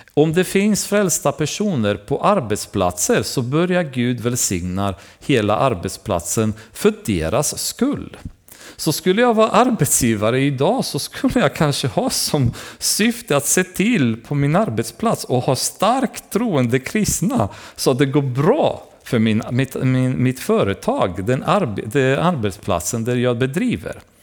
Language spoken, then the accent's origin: Swedish; Romania; moved away; Jag själv hade vuxit upp i början i mitt liv när jag var yngre Därför att i Rumänien